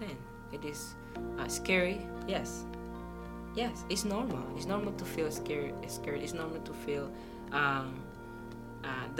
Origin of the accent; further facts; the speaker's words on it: Panama; moved away as an adult; I came from Panama, my home country.